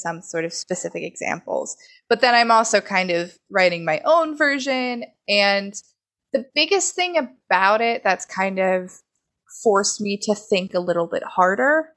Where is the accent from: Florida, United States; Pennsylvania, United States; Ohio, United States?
Pennsylvania, United States; Beaver Falls; my hometown of Beaver Falls, Pennsylvania